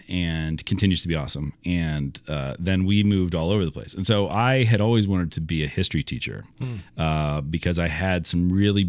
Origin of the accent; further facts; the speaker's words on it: Iowa, United States; also born or lived in Pittsburgh / Philadelphia; I was born in Pittsburgh and grew up all over the place. So lived in Pittsburgh for a few years, then moved to outside of Philly. Yeah. But I was like, so I was three or four. And then moved again when I was 8 to Iowa.